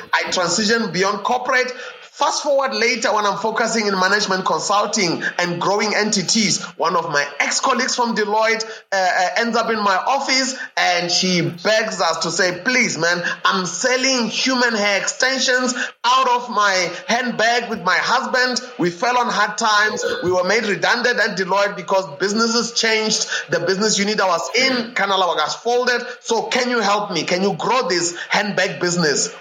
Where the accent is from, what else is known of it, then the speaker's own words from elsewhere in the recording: South Africa; I was born not only in South Africa, but in a region that enabled me to be born at the intersection of three provinces uh, in South Africa.